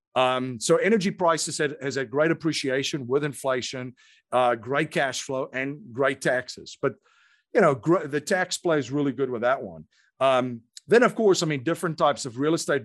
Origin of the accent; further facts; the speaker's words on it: South Africa; moved away as an adult; now in United States; I grew up in South Africa